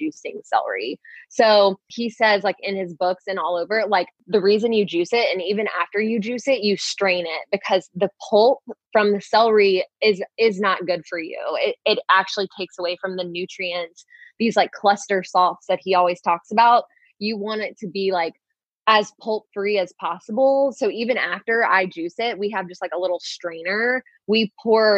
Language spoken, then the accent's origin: English; Louisiana, United States; I was born in Louisiana. Like we used to eat like pig ears for like breakfast, lunch, and dinner